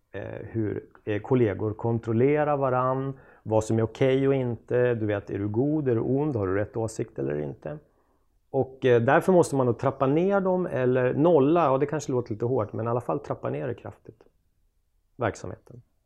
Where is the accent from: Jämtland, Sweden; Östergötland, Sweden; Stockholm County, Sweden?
Jämtland, Sweden; Östersund; moved away; Östersund där jag kommer ifrån